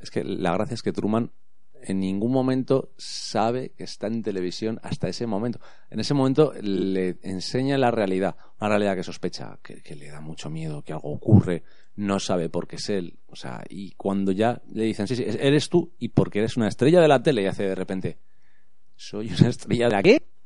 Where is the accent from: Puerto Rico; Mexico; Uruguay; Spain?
Spain; aquí en España